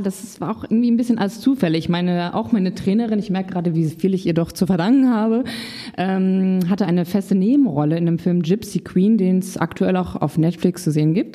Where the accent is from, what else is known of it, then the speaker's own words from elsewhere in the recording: Paderborn, North Rhine-Westphalia, Germany; moved away as an adult; now in Hamburg, Germany; 2016 von Paderborn, meiner Heimat, nach Hamburg gezogen